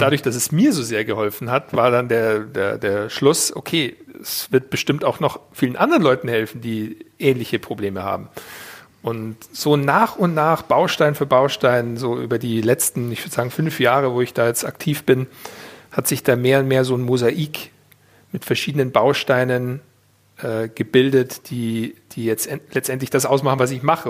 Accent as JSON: {"language": "German", "town": "Weilheim in Oberbayern", "region": "Bavaria", "country": "Germany", "tie": "born or raised there", "said": "ich bin eigentlich ein normaler bayerischer, oberbayerischer Junge und der damals in Bayern geboren wurde"}